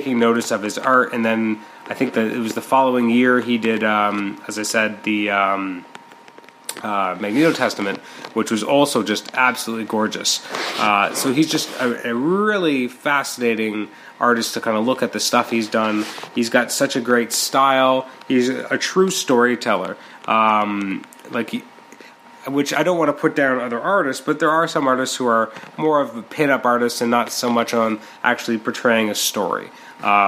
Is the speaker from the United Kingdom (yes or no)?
no; Canada; I'm a Canadian